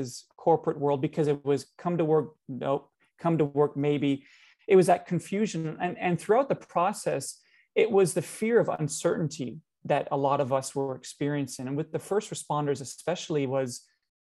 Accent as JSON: {"language": "English", "country": "Canada", "said": "we Canadians"}